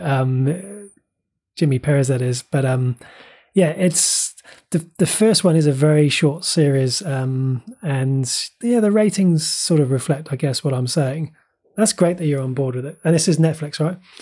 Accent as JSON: {"language": "English", "town": "Bristol", "region": "South West England", "country": "United Kingdom", "tie": "born or raised there", "also_born_or_lived": "West Country", "accent": "Bristol", "moved": "as an adult", "said": "I was born in Bristol and lived in the West Country for nearly twenty years"}